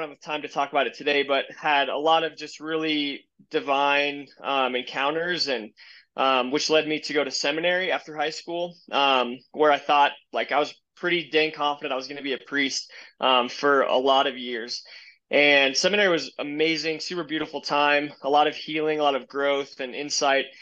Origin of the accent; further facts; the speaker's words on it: Colorado, United States; I was born and raised in Colorado